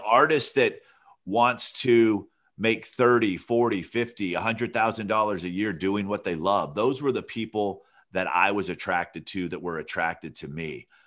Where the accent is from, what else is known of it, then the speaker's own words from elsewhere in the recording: Alabama, United States; moved away; also born or lived in Santa Barbara, California; I grew up in Alabama